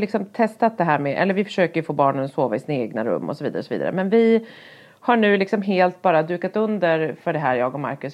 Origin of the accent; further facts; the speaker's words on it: Härnösand, Västernorrland County, Sweden; när jag var barn och bodde i Härnösand ute på landet